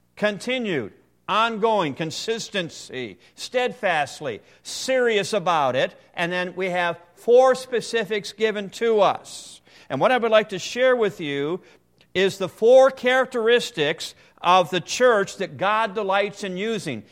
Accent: Ohio, United States; I'm from Ohio

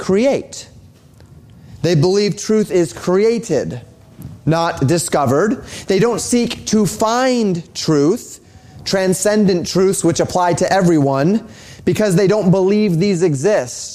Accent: Colorado, United States; moved away; Where I grew up in Colorado

